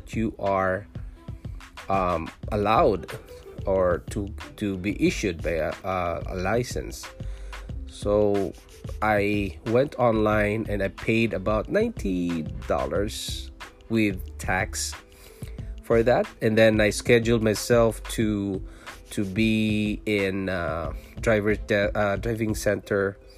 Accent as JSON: {"language": "English", "country": "Philippines", "tie": "born or raised there", "also_born_or_lived": "Singapore", "moved": "as an adult", "lives_now": "Ontario, Canada", "said": "I was born in Philippines, I'm a Filipino, and I worked in Singapore"}